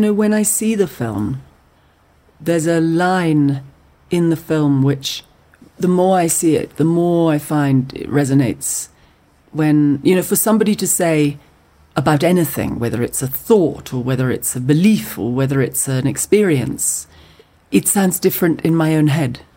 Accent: Scotland, United Kingdom; as a Scottish person. It's something that I feel in Scotland

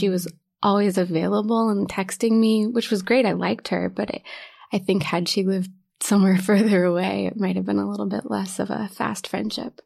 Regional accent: Knoxville, Tennessee, United States; moved away as an adult; also born or lived in Ohio; now in New York, United States; I'm originally from Knoxville, Tennessee.

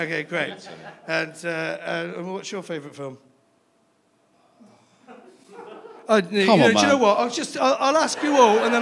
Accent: London, United Kingdom; I'm from London as well.

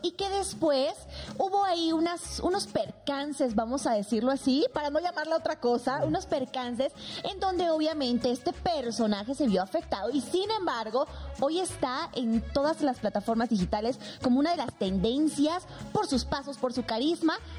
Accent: Sucre, Chuquisaca, Bolivia; now in Mexico; en mi Sucre natal, o sea, donde yo nací, que es la capital de Bolivia histórica

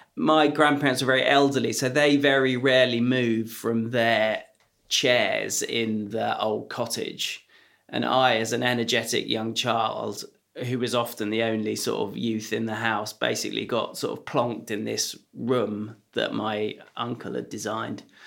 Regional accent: Lyme Regis, South West England, United Kingdom; also born or lived in London / Hampshire; When I was nine, we moved from London to Lyme Regis in Dorset

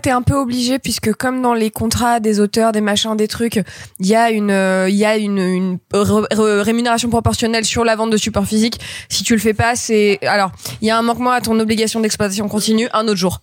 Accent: Grenoble, Auvergne-Rhône-Alpes, France; j'ai grandi à Grenoble dans les années 90.

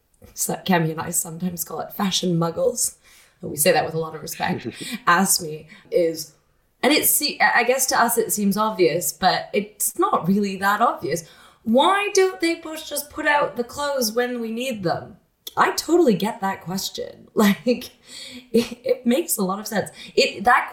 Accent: Canada; moved away; I, as a Canadian, have grown up with it

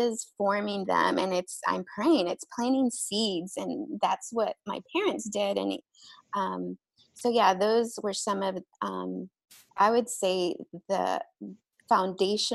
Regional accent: Texas, United States; also born or lived in Mexico; I'm Mexican, and I was born in Mexico, but we grew up in Texas. So that was the pretty much all of my life was there.

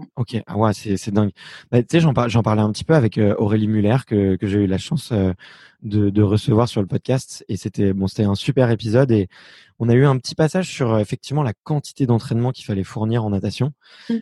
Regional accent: Fontenay-sous-Bois, Île-de-France, France; moi, j'ai grandi à Fontenay-sous-Bois

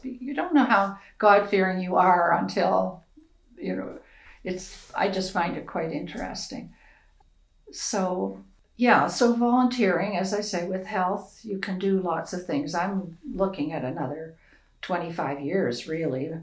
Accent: Prince Edward Island, Canada; now in Alberta, Canada; where I grew up in Prince Edward Island

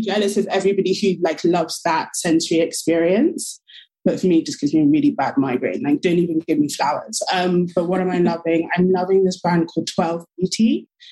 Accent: London, United Kingdom; I'm from London, originally from Nigeria, but I'm born and raised in London.

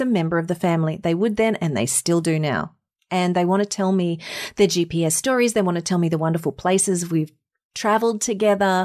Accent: Mackay, Queensland, Australia; moved away as an adult; also born or lived in Sydney, Australia; now in United States; I grew up in Mackay in North Queensland in a tropical town in the middle of nowhere

